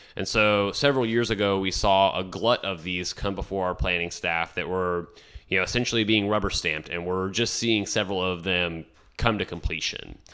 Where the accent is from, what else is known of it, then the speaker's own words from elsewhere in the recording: San Benito, Texas, United States; moved away as an adult; also born or lived in Kansas City, Missouri / San Miguel de Allende, Mexico / South Padre Island, Texas / Laguna Vista, Texas; now in San Marcos, United States; my family found our lifelong home in San Benito, Texas